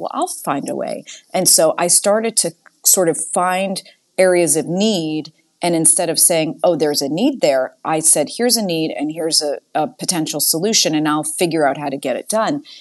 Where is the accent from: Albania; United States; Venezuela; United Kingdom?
United States; Boston, Massachusetts; moved away as an adult; now in Houston, United States; I'm a Yankee, like, from the North